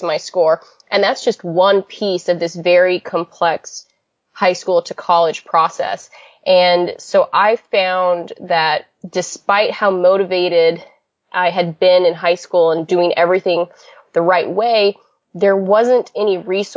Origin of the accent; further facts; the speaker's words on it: Idaho, United States; I grew up in Idaho